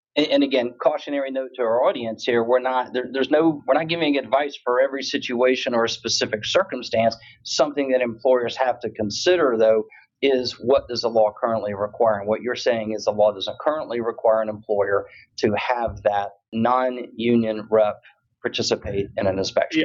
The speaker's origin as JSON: {"language": "English", "town": "Tampa", "region": "Florida", "country": "United States", "tie": "born or raised there", "said": "Last year it was in Tampa in December of 2022, my hometown."}